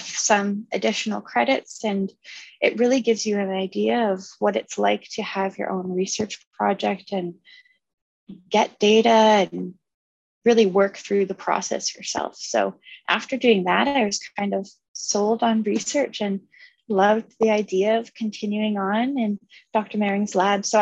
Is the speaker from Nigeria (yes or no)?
no; Kingston, Ontario, Canada; moved away as an adult; now in London, Canada; I'm from Kingston